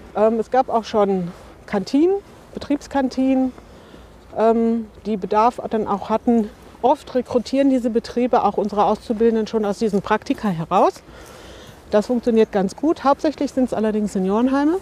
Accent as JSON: {"language": "German", "town": "Bochum", "region": "North Rhine-Westphalia", "country": "Germany", "tie": "born or raised there", "moved": "as an adult", "lives_now": "Bottrop, Germany", "said": "wohne seit 2012 in Bottrop, bin gebürtige Bochumerin"}